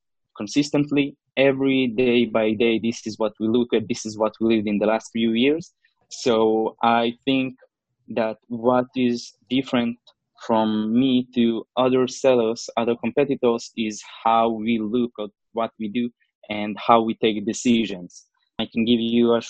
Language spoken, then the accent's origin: English; Israel; I'm from Israel.